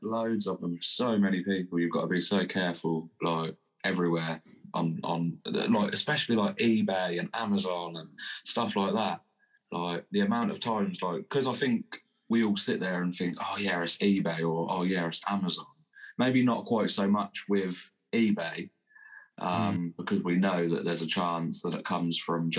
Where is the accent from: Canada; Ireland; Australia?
Ireland; also born or lived in England; My dad, I was born in England, but my dad moved to Ireland when I was 2.5.